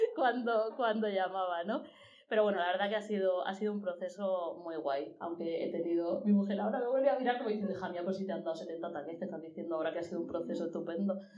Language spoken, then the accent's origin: Spanish; Murcia, Region of Murcia, Spain; soy de provincia, de Murcia